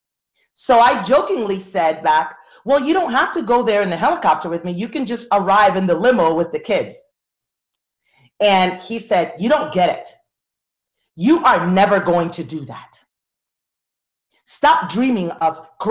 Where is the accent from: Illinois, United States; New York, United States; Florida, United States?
Florida, United States; I'm from Florida.